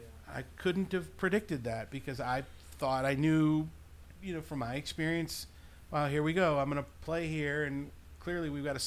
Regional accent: Milwaukee, Wisconsin, United States; I wish my hometown would have supported the 20-year-old Kevin Suker and the 20-year-old … differently.

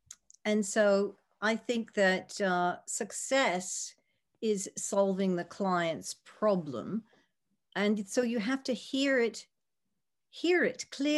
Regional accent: United States; also born or lived in United Kingdom; I was trained in the UK. I am American, and in my early career, I decided I wanted to try to work in the US. So I came back

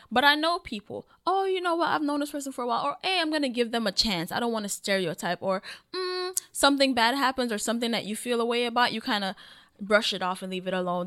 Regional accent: Jamaica; I'm Jamaican

